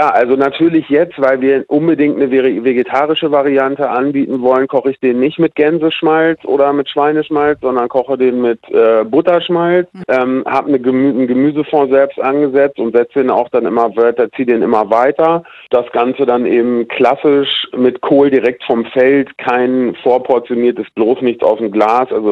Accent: Hanover, Lower Saxony, Germany; born there; Naja, ich bin gebürtiger Hannoveraner und hier in Niedersachsen ist das ein Traditionsessen

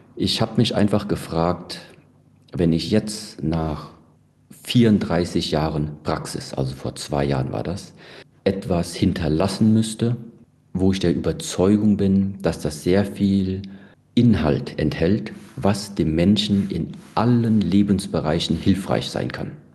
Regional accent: Germany; bin ich ganz normal in Deutschland aufgewachsen und äh, bin da ja auch zur Schule gegangen

